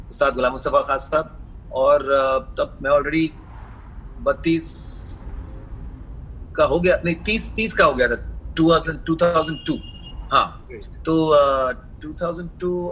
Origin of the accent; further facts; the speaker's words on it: Mumbai, Maharashtra, India; चूंकि मैं मुंबई में पला पड़ा हूँ मेरा सेकंड लैंग्वेज मराठी है मैंने स्कूल में सीखा है